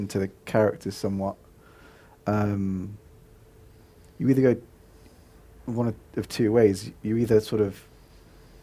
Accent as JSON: {"language": "English", "region": "London", "country": "United Kingdom", "tie": "born or raised there", "said": "I grew up in Neasden"}